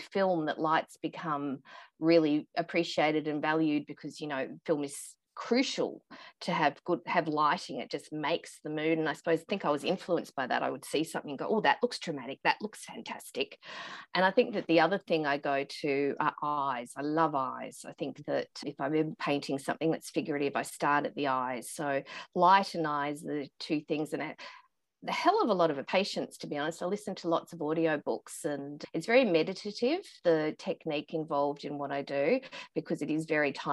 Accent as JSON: {"language": "English", "country": "Australia", "tie": "born or raised there", "said": "growing up in Australia"}